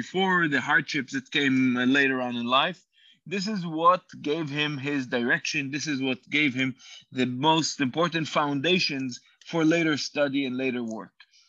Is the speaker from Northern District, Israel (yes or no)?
yes; Safed, Northern District, Israel; first language Hebrew; English is a second language; moved away as an adult; also born or lived in Uruguay; now in Istanbul, Turkey; I grew up in Sfat. My parents are Chabad Shluchim or emissaries of the Lubavitcher Rebbe.